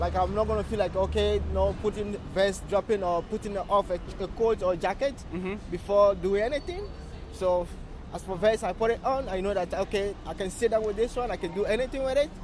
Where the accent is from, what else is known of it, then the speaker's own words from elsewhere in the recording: Canada; as a Canadian